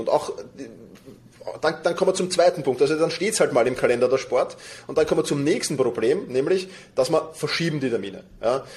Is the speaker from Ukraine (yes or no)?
no; Vienna, Austria; woher komme ich? Aus Wien.